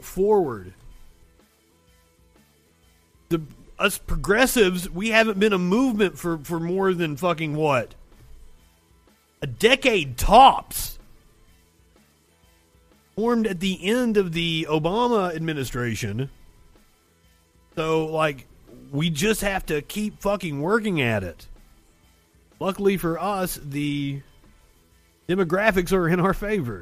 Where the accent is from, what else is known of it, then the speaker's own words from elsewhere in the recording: United States; I'm American